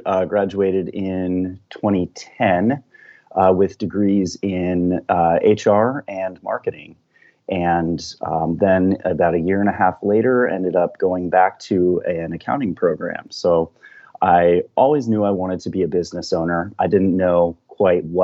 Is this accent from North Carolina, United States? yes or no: no; Colorado, United States; now in Northern California, United States; So I grew up in Colorado. The town I'm from is a small town about halfway between Vail and Aspen